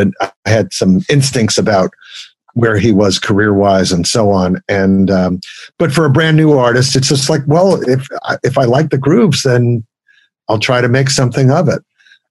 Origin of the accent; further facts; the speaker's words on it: Brooklyn, New York, United States; As a kid growing up in Brooklyn, I didn't get to go to those famous Alan Freed rock and roll shows